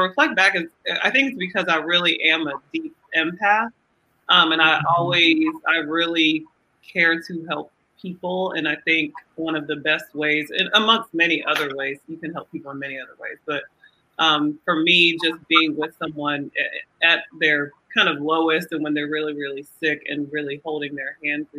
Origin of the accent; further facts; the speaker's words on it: Nigeria; now in Atlanta, United States; I'm Nigerian